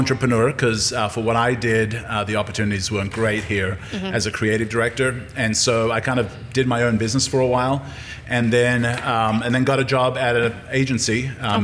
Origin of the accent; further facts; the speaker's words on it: Australia; moved away as an adult; also born or lived in Yugoslavia / California / St. Louis / Colorado; now in Jackson, United States; I was raised in Australia